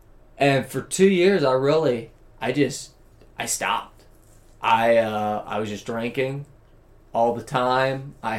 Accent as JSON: {"language": "English", "region": "the South", "country": "United States", "tie": "born or raised there", "said": "I come from the South"}